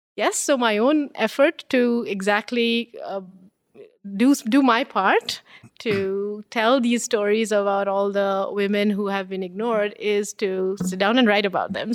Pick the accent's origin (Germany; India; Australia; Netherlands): India; Bengal; now in Canada; being born and raised in India